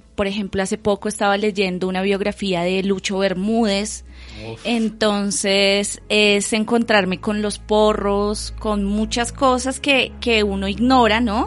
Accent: Bogotá, Colombia; yo nací aquí en Bogotá

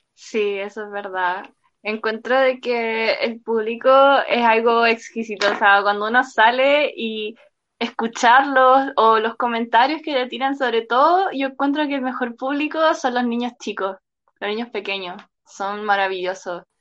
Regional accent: Santiago, Santiago Metropolitan Region, Chile; yo soy de Santiago.

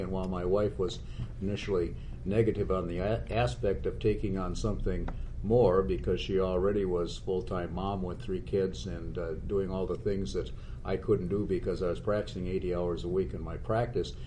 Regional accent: Minnesota, United States; I'm a Minnesotan

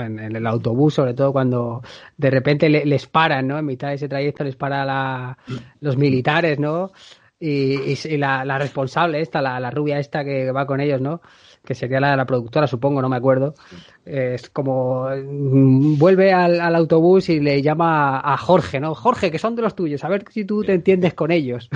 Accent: near a town in the province of Toledo, Castilla-La Mancha, Spain; la sede está cerca de mi pueblo

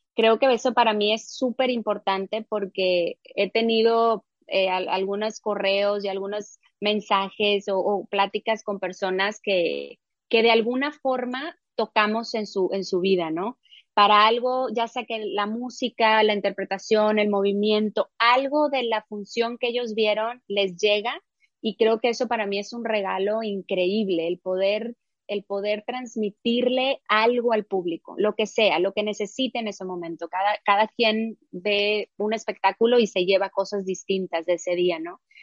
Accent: Mexico; moved away as an adult; a mi país

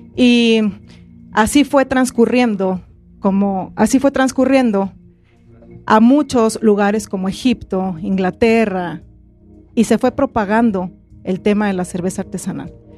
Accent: Oaxaca, Mexico; yo soy de Oaxaca y la verdad es que soy orgullosamente oaxaqueña

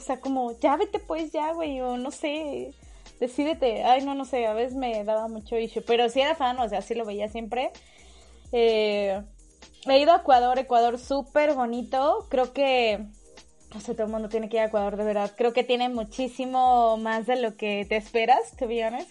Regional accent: Mexico; los mexicanos

